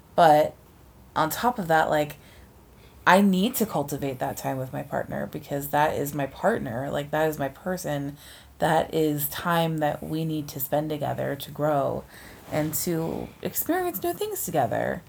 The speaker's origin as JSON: {"language": "English", "region": "East Coast", "country": "United States", "moved": "yes", "lives_now": "West Coast, United States", "said": "we're both not from the West Coast, how we maintain our relationships with people back home. Yeah. You know, back east"}